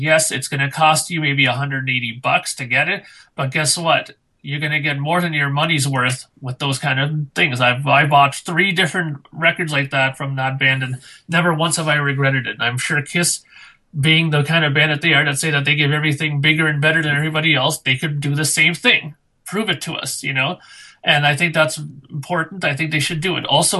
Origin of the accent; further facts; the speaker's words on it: Canada; as a Canadian